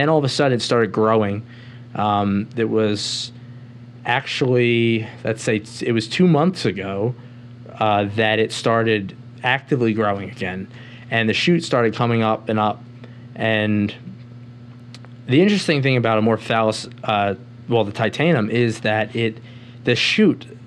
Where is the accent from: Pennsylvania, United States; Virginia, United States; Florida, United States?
Pennsylvania, United States; Philadelphia; moved away as an adult; Philadelphia, my hometown